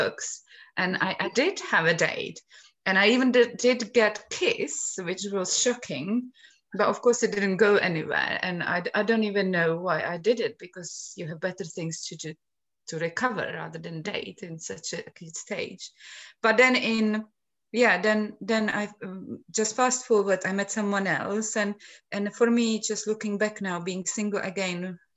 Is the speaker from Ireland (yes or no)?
no; Czechia; moved away; I come from Czech Republic